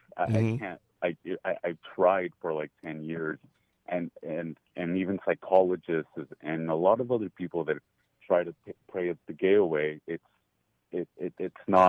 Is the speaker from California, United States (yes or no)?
yes; Los Angeles, California, United States; I'm from Los Angeles, California. And I grew up in the church, evangelical